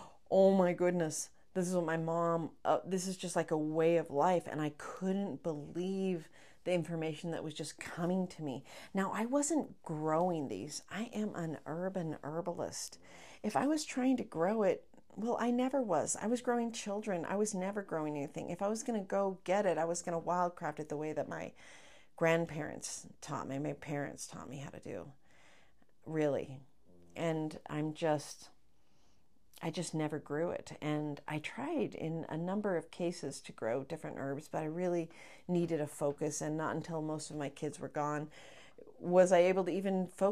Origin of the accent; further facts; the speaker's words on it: Sacramento, California, United States; now in Las Vegas, United States; I came from Sacramento and I was like, oh, I have never seen this.